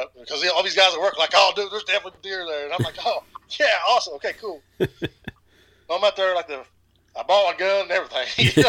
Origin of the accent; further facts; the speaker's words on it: East Kentucky, United States; So, growing up in East Kentucky, I was always busy with sports and athletics.